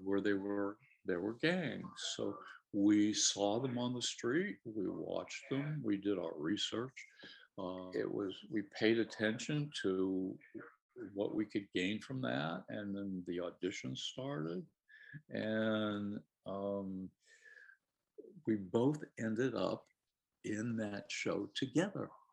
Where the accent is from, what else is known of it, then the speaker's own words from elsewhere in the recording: Harrisburg, Pennsylvania, United States; I lived in Harrisburg. I was born in Harrisburg